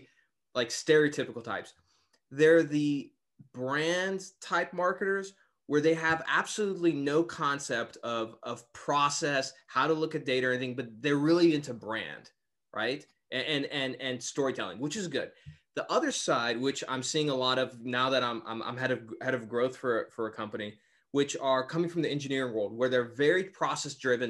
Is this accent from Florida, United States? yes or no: no; Texas, United States; I'm from Texas